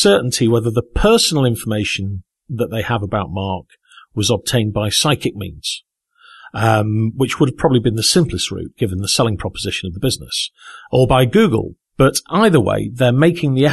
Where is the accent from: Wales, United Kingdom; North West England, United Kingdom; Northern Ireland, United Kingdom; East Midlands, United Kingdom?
North West England, United Kingdom; Southport; I was at the theatre in my hometown of Southport, Merseyside